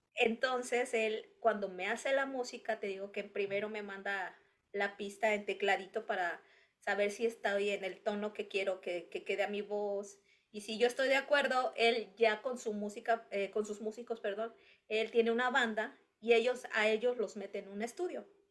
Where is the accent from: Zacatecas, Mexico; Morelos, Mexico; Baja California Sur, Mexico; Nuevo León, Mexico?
Morelos, Mexico; Cuernavaca; moved away as an adult; now in United States; de donde yo vengo, de la zona sur de, cerca de México, que es Cuernavaca.